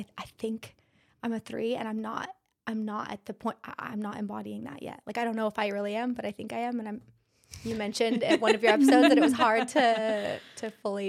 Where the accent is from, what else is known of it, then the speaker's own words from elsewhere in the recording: Idaho, United States; moved away as an adult; also born or lived in Washington / California; now in Pinehurst, United States; Idaho, born and raised.